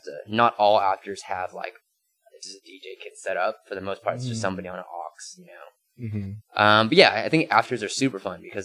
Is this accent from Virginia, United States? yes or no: no; Cupertino, California, United States; growing up in Cupertino